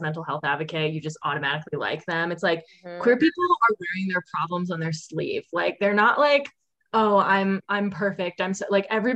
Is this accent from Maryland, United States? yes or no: yes; Annapolis, Maryland, United States; I'm from Annapolis, Maryland